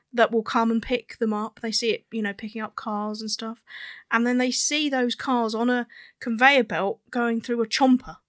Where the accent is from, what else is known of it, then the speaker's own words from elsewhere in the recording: United Kingdom; because we're British, we say Hoover all the time